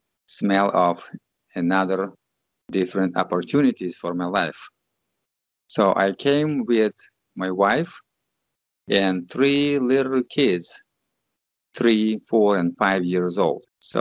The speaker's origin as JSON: {"language": "English", "country": "Russia", "tie": "born or raised there", "second_language": "English", "moved": "as an adult", "lives_now": "United States", "said": "I was born in Russia and I came to United States in 1992."}